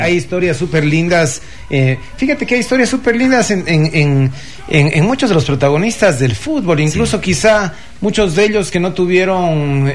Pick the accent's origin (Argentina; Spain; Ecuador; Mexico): Ecuador; como ecuatorianos